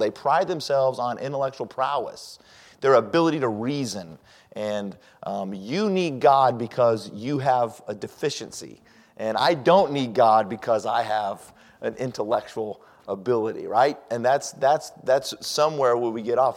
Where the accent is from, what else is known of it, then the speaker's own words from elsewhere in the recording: Colorado Springs, Colorado, United States; also born or lived in Denver; I was raised in Colorado Springs, and I came from a religious family or a Christian family, and I grew up as a Christian